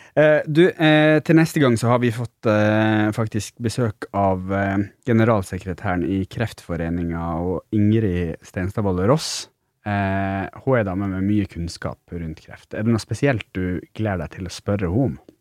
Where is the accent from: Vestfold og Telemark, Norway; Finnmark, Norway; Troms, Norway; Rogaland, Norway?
Finnmark, Norway; jeg er jo fra Finnmark